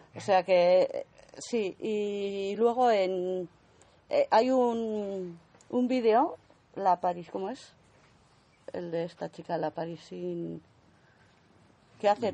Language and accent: Spanish; Altsasu, Navarre, Spain; los chiquitos de mi pueblo